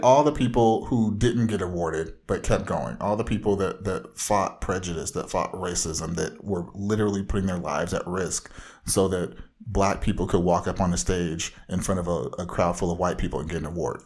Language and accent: English; Southern California, United States; bona fide comic book fanatic from the widest part of Southern California.